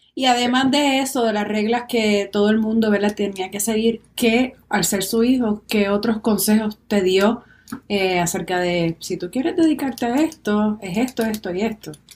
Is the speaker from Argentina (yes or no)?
no; Puerto Rico; nos pertenecen como puertorriqueños